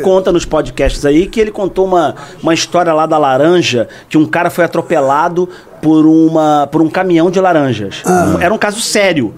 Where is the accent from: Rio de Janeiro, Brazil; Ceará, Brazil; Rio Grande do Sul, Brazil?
Rio de Janeiro, Brazil; Eu fiz Rádio Tupi na Rua do Livramento, na Gamboa, que é o bairro onde eu nasci